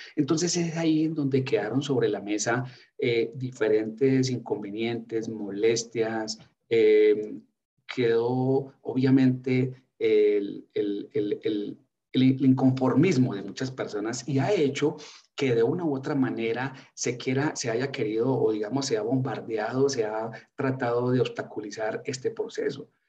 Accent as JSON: {"language": "Spanish", "country": "Colombia", "moved": "yes", "said": "como colombiano"}